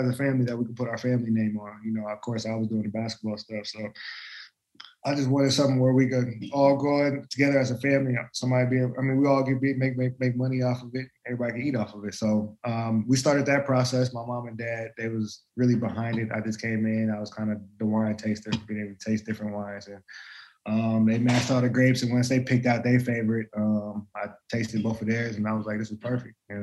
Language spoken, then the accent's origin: English; Anchorage, Alaska, United States; moved away; also born or lived in Kansas; head to Alaska in June to do a basketball camp up there in my hometown